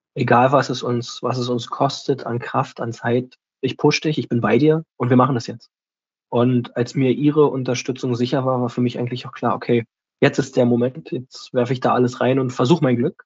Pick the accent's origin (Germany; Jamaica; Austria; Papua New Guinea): Germany; also born or lived in Berlin; erstmal bin ich ein Kind der Stadt